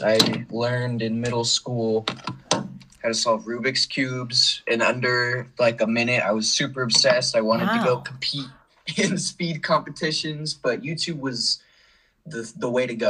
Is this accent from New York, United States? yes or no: no; Colorado, United States; also born or lived in Portland, Oregon; Then the whole family packed up, moved to Colorado. We had lived there most of my life since middle school through high school.